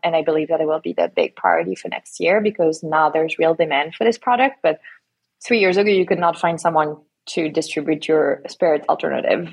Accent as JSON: {"language": "English", "town": "Lyon", "region": "Auvergne-Rhône-Alpes", "country": "France", "tie": "born or raised there", "also_born_or_lived": "south of France", "moved": "yes", "lives_now": "United States", "said": "I actually grew up in France fully. I grew up in Lyon"}